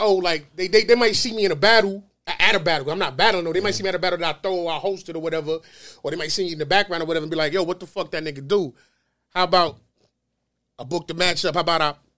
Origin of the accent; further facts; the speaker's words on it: New York City, New York, United States; I'm from the star, right? I'm from Notion Ave